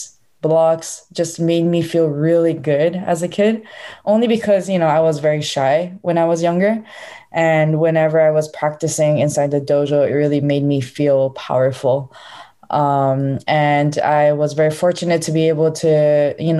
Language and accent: English; Honolulu, Hawaii, United States; So I was born in Honolulu, Hawaii